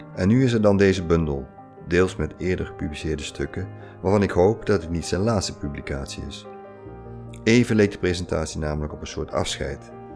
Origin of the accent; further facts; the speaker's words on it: Netherlands; wij Nederlanders